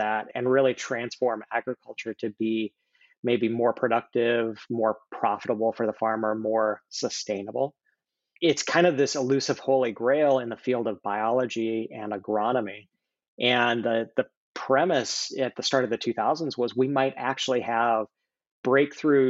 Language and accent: English; Wyoming, United States; moved away as an adult; also born or lived in Iowa / Bay Area, California; I grew up in Wyoming and had grandparents in Michigan